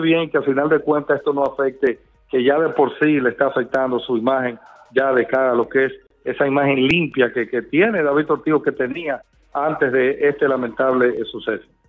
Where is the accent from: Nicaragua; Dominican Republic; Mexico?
Dominican Republic; como periodista, como dominicano